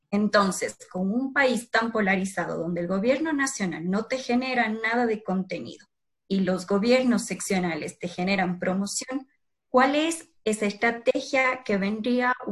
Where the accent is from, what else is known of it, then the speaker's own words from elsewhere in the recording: Cuenca, Azuay, Ecuador; soy de Ecuador, específicamente de Cuenca.